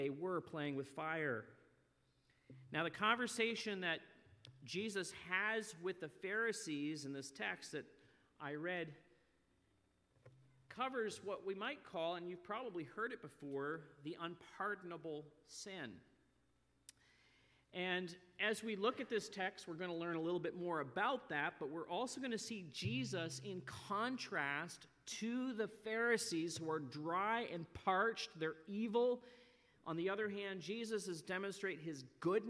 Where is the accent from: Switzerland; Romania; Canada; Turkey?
Canada; Nova Scotia; also born or lived in northeast Pennsylvania; now in Pennsylvania, United States; as I grew up in Nova Scotia, we saw more days of rain than we ever saw of sun.